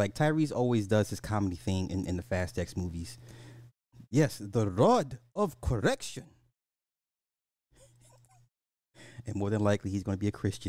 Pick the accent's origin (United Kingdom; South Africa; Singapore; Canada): Canada